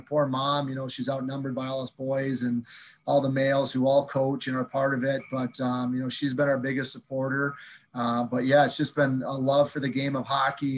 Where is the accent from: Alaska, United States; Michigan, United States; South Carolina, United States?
Michigan, United States; Flint; moved away as an adult; also born or lived in Houghton, Michigan; now in Sault Ste. Marie, United States; We grew up in Flint, Michigan, which, you know, was not a real hotbed back then